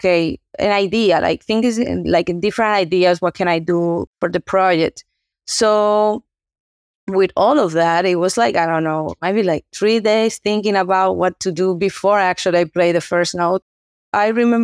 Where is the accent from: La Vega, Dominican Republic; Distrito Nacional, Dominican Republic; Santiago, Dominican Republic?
Distrito Nacional, Dominican Republic; Santo Domingo; now in Boston, United States; I'm from Dominican Republic, Santo Domingo. That's my home. But I'm living currently here in U.S. in Boston